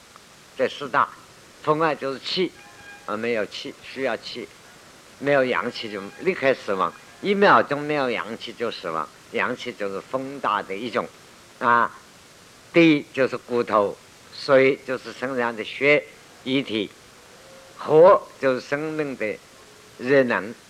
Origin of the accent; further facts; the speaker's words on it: China; 所以你看，我们中国人过去发的死亡的符文，寿终正称很难弄